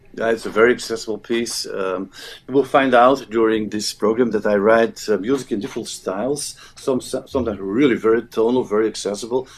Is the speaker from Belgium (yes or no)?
yes; Flanders, Belgium; first language Dutch (Flemish); English is a second language; But I'm from Flanders, so my language, my native, native tongue is Flemish as we call it, which is Dutch.